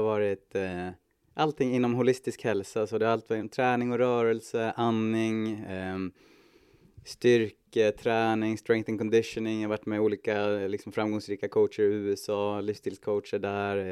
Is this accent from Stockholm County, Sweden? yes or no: no; Hudiksvall, Gävleborg County, Sweden; jag är född och uppvuxen i Hudiksvall.